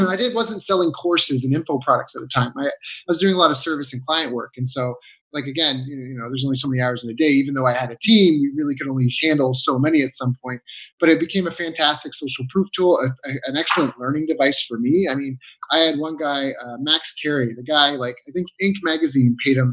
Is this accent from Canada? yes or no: yes; Canada; moved away as an adult; I was very isolated in Canada, in my hometown, you know, a small town